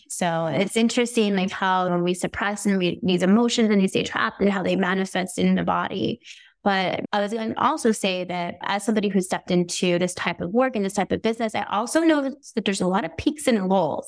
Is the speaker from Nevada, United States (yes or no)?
yes; Las Vegas, Nevada, United States; I'm from Las Vegas